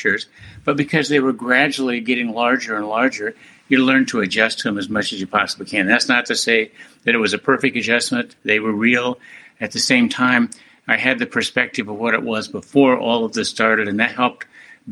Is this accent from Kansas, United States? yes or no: yes; Wichita, Kansas, United States; I was a young boy growing up in Wichita